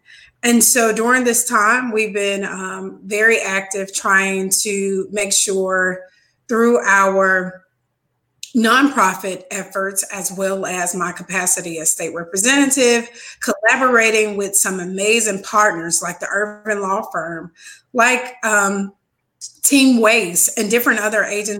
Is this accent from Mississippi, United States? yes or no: yes; Mississippi, United States; moved away as an adult; also born or lived in Chicago, Illinois